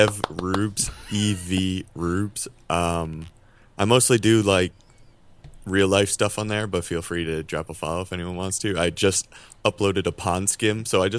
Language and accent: English; New York, United States; I'm actually from the Westchester area initially, so not very far.